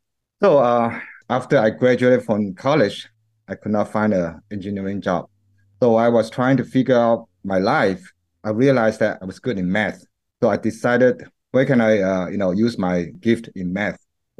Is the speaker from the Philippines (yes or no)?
no; Malaysia; moved away as an adult; also born or lived in Charlotte, North Carolina / Lancaster; now in Taichung, Taiwan; I'm an ethnic Chinese, born and raised in Malaysia, and I went to college at University of North Carolina in Charlotte.